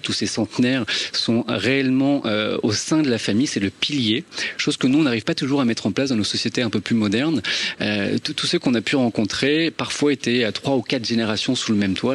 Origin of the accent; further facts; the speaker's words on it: Normandy, France; je suis normand, mes grands-parents sont normands, mes parents sont normands